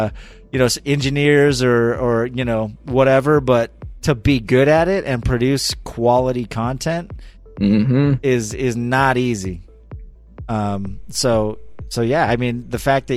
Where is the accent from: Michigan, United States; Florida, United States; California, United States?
California, United States; Central; I come from a small town in Central California